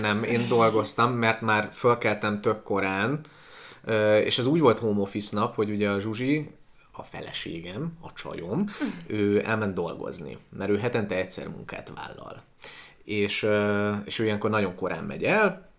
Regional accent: Transcarpathia, Zakarpattia Oblast, Ukraine; now in Budapest, Hungary; Én egyébként Kárpátalján születtem, az összes okonom kb. ott él

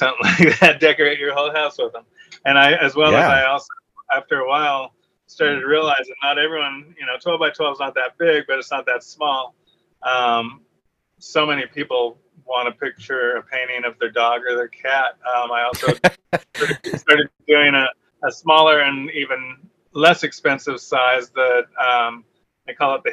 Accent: Reno, Nevada, United States; moved away as an adult; also born or lived in San Francisco, United States / Los Angeles, United States; now in San Diego, United States; I was born in Reno, Nevada, home of ….

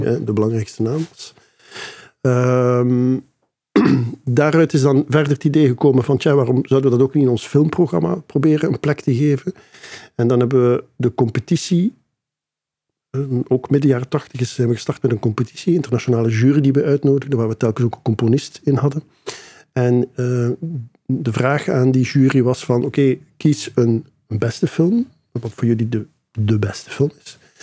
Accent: Ghent, Flanders, Belgium; Ik ben mhm. geboren en getogen in Gent

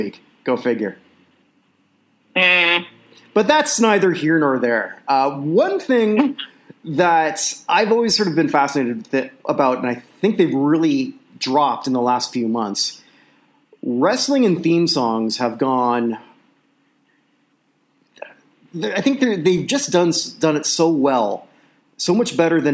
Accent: Canada; I'm Canadian

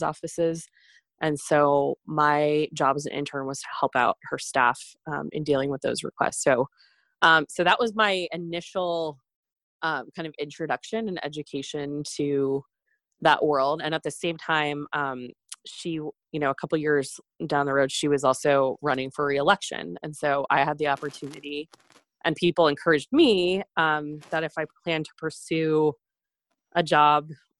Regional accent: Maine, United States; moved away as an adult; my family's house, where I grew up in Maine

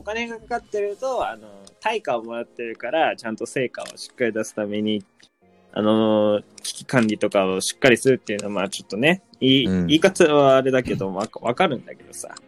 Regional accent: Nagasaki, Japan; 自分の地元の長崎で

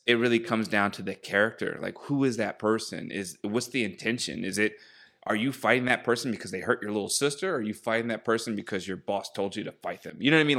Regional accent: Baltimore, Maryland, United States; moved away as an adult; now in Los Angeles, United States; growing up in Baltimore

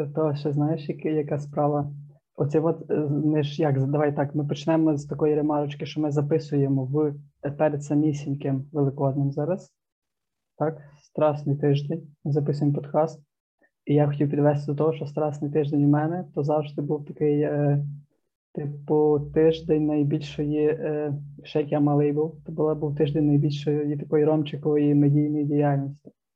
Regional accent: Zarvanytsia, Ternopil Oblast, Ukraine; Трибуданський район, Тернопільська область. Зерваниця це, типу, Мекка

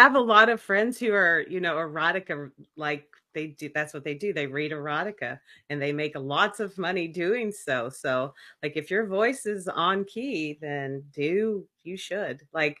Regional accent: the South, United States; accent: Southern; like my Southern accent versus a British accent versus any other accent.

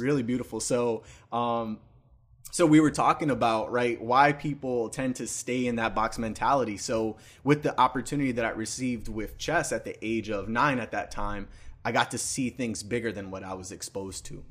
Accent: New York City, New York, United States; I was born and raised in the Bronx

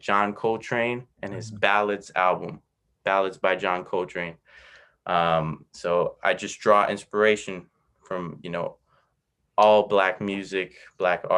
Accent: United States; I grew up in America

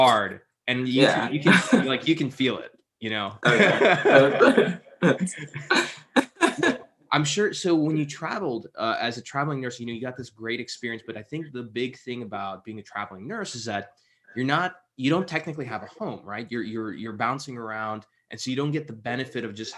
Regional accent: El Paso, Texas, United States; moved away; I'm originally from Texas

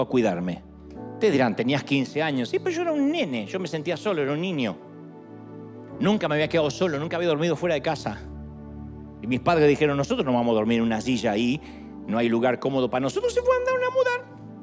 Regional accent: Argentina; moved away; Yo soy argentino

